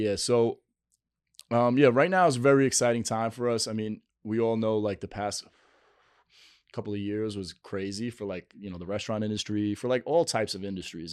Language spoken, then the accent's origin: English; New York City, New York, United States; on eightieth and first, uh, Ave